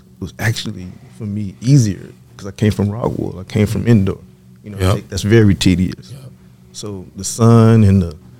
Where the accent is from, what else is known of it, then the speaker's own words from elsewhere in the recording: the South, United States; now in Oregon, United States; I grew up in the South and I never, my first time in the West Coast was then.